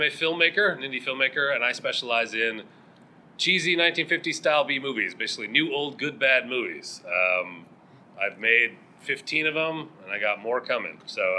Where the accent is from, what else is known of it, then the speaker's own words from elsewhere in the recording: Minnesota, United States; I'm from Minnesota